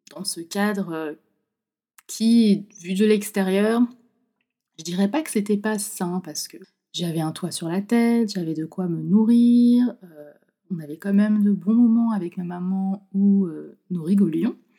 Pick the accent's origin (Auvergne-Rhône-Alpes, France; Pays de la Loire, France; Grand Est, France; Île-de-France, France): Pays de la Loire, France; Nantes; de base, je suis de Nantes